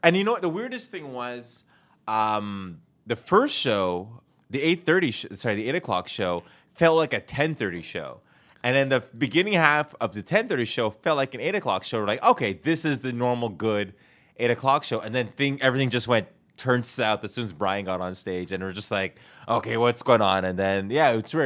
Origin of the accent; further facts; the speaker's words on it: Canada; moved away as an adult; now in Los Angeles, United States; I have a passport and I'm Canadian